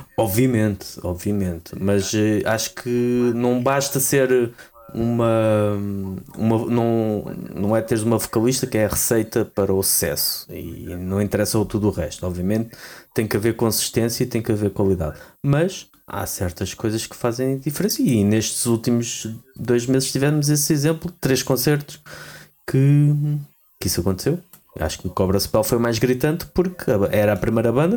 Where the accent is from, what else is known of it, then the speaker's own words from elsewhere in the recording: Portugal; nós como portugueses